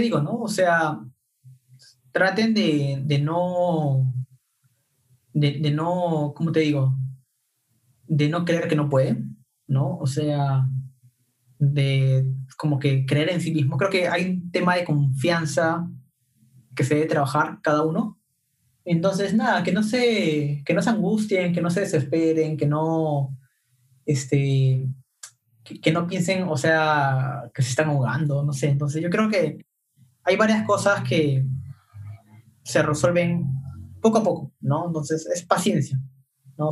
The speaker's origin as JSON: {"language": "Spanish", "country": "Peru", "said": "somos cinco peruanos"}